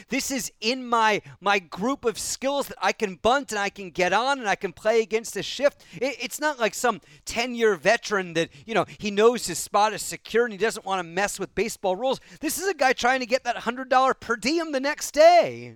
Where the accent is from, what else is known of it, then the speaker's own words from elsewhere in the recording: Bay Area, California, United States; moved away; I grew up in the Bay Area, the Oakland Coliseum and Candlestick Park.